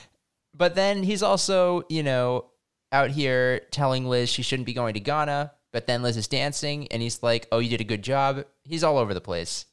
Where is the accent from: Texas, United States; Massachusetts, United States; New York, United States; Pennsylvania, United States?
Massachusetts, United States; I grew up in Massachusetts